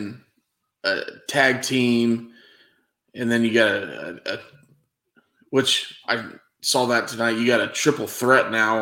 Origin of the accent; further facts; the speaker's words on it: Midwest, United States; I'm a Midwesterner